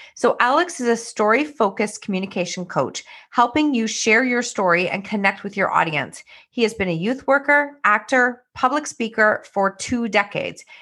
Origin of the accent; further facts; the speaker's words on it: Canada; Another Canadian.